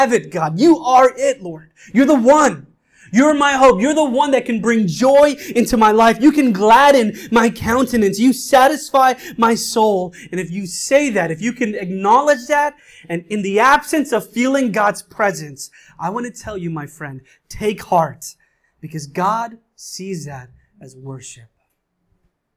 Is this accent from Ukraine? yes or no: no; India; now in New York City, United States; I'm an Indian. I come from a culture that smothers emotions